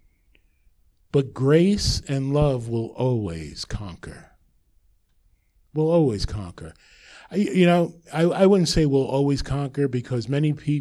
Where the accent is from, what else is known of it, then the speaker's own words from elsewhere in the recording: Jersey City, New Jersey, United States; I was born in Jersey City